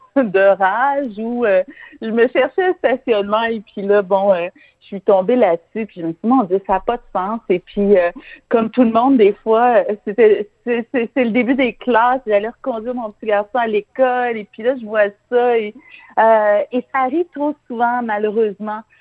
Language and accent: French; Montreal, Quebec, Canada; je suis une Montréalaise dynamique